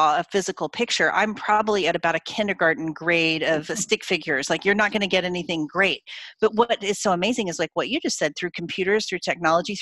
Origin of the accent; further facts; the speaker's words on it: Oklahoma, United States; I grew up in Oklahoma in the middle of the United States